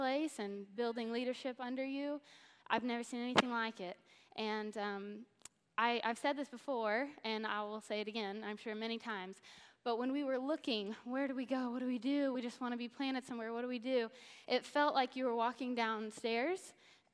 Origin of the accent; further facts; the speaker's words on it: Missouri, United States; So I grew up in Missouri